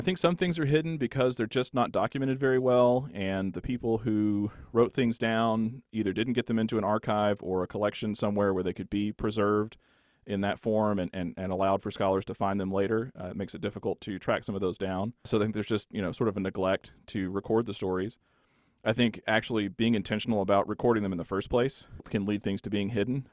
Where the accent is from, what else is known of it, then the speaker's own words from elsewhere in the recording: Borger, Texas, United States; I grew up in Borger, Texas, which is up in the, the Panhandle north of Amarillo